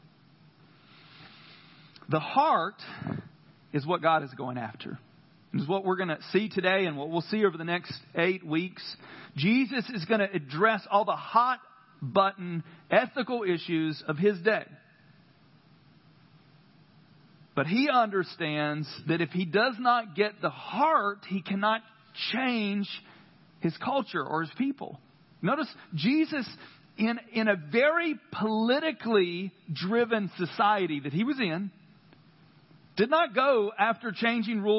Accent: the South, United States; I grew up in the South. Christianity to me, the first 18 years of my life, was a system of rules.

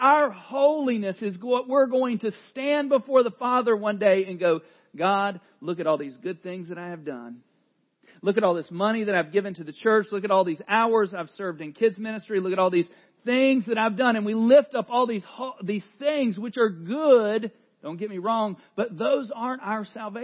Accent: the South, United States; I grew up in the South

